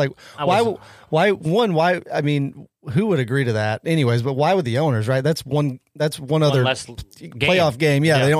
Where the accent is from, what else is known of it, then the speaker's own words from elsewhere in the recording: Tennessee, United States; Yeah, I grew up in the Tennessee area. I mean, it's Braves and Cardinals country